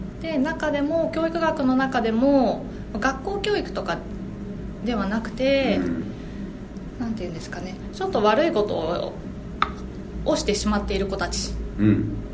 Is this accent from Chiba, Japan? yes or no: yes; Ichihara, Chiba, Japan; 市原っていうところが自分の出身なんですが。